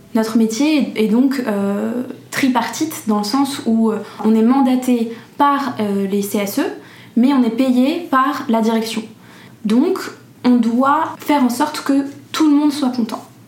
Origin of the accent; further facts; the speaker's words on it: Paris suburbs, Île-de-France, France; j'ai grandi en banlieue parisienne